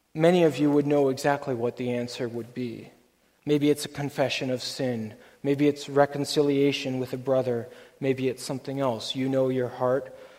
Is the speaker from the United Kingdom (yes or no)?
no; Canada; our Canadian culture